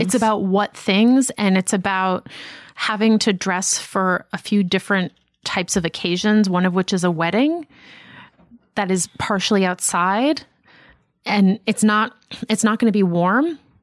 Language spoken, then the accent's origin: English; Boston, Massachusetts, United States; moved away as an adult; I grew up in Boston